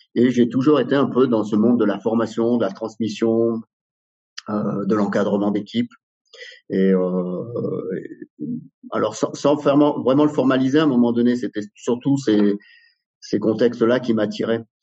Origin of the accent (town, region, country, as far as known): Drôme, Auvergne-Rhône-Alpes, France; born or raised there; also born or lived in Algeria